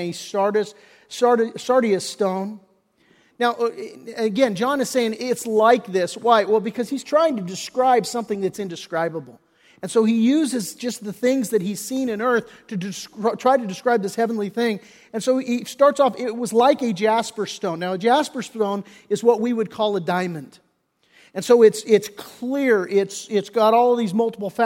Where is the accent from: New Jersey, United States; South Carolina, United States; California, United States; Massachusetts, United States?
California, United States; Redondo Beach; I grew up in Redondo Beach